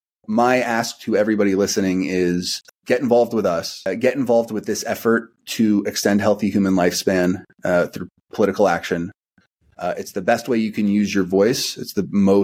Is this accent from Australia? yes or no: no; United States; as an American